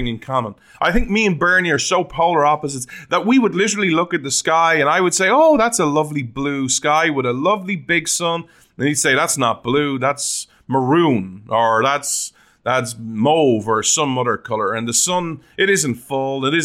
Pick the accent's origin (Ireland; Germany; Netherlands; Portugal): Ireland; now in Oklahoma, United States; still technically, legally, as an Irishman